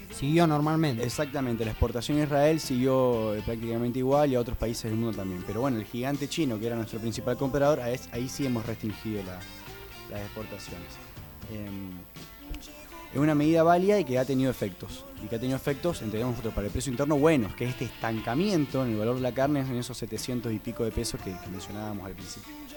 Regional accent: Argentina

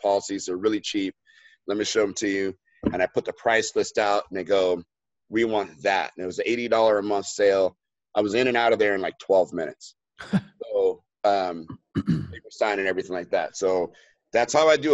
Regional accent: Los Angeles, California, United States; moved away; here in LA, and that's in my hometown

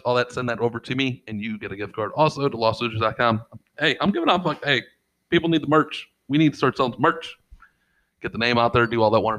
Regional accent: St. Louis, Missouri, United States; we're from St. Louis.

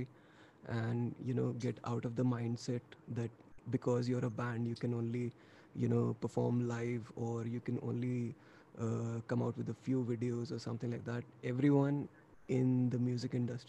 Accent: New Delhi, Delhi, India; we're basically an Indian folk metal band, if you may, from New Delhi, India.

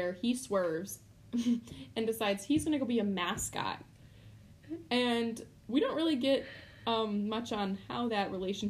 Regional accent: suburb of Chicago, Illinois, United States; I'm from the suburb of Chicago

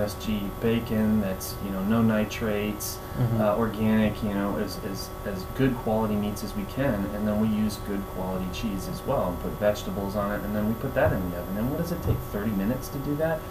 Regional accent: Minneapolis, Minnesota, United States; moved away as an adult; now in Cape Coral, United States; I grew up in South Minneapolis, and I'm down here in Florida now

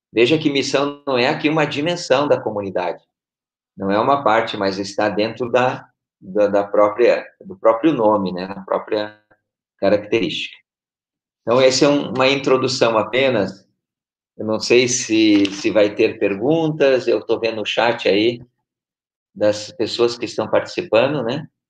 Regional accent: Porto Alegre, Rio Grande do Sul, Brazil; moved away as an adult; now in Brasília, Brazil; eu sou da Arquidiocese de Porto Alegre, Rio Grande do Sul. Estou há quatro anos morando em Brasília

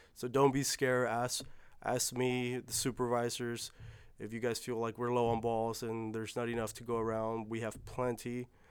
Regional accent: California, United States; I was born in California

